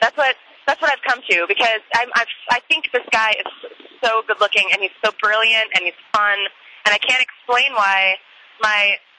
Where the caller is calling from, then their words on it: Denver, Colorado, United States; I'm calling from Denver